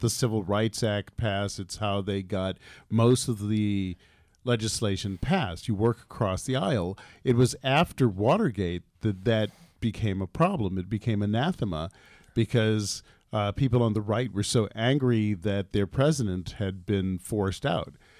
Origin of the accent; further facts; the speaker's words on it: Los Angeles, California, United States; Actually, I am from El pueblo de nuestra, de Los Ángeles, California.